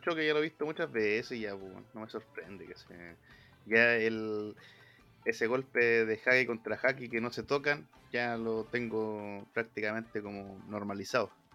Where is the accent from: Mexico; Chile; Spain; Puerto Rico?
Chile; nosotros mismos, igual como chilenos, ya el ok ya no es ok